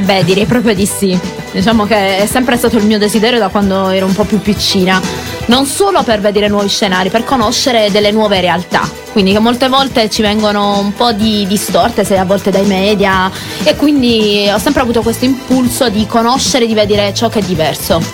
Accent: Monopoli, Apulia, Italy; Io sono di Monopoli

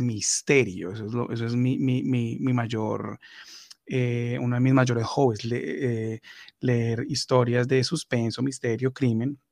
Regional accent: Colombia; now in Finland; yo siendo colombiano

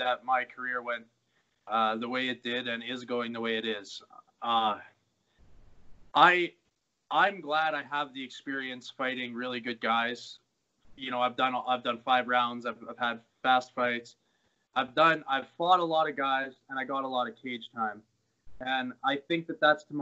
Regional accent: Bonnyville, Alberta, Canada; now in Edmonton, Canada; I liked growing up there

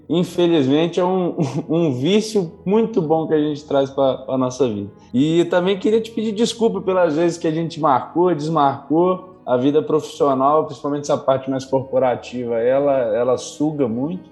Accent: Pedra Azul, Espírito Santo, Brazil; eu sou de Pedra Azul, interior do Espírito Santo, capixaba de origem

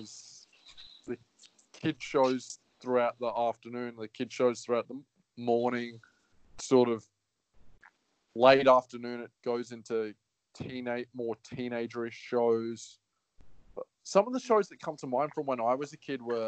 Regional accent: Australia

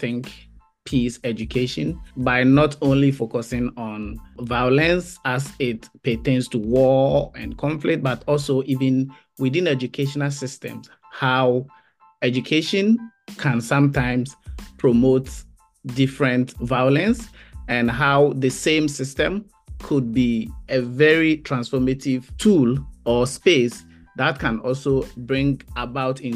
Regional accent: Ghana; moved away as an adult; also born or lived in Bristol, United Kingdom / Canada; I am a teacher and originally from Ghana. I grew up in Ghana and spent most of my adult life there

